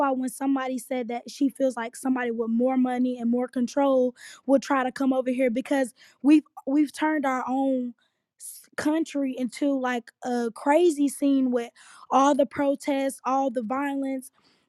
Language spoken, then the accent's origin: English; Charlotte, North Carolina, United States; I'm 18 years old, and I'm from Charlotte.